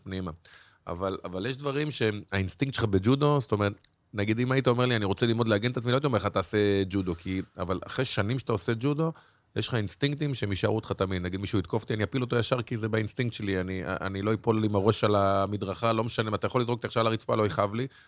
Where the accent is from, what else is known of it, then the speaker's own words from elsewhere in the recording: Bnei Brak, Tel Aviv District, Israel; גדלתי בפרדס כץ